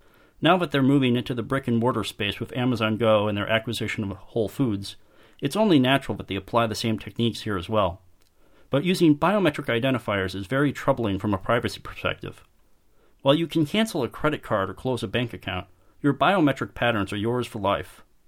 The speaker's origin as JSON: {"language": "English", "town": "Chicago", "region": "Illinois", "country": "United States", "tie": "born or raised there", "said": "my hometown of Chicago"}